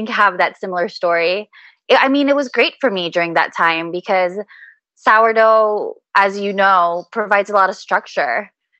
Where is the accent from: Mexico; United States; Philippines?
Philippines; Within my culture, I'm Filipino. So within our culture, we have a really, really deep appreciation for food.